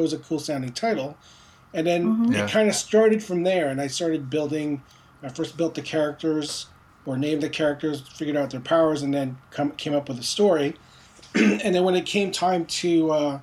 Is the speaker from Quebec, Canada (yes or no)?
yes; Montreal, Quebec, Canada; also born or lived in Philippines; although I was born in the Philippines, my family immigrated to Quebec, to Montreal, when I was around four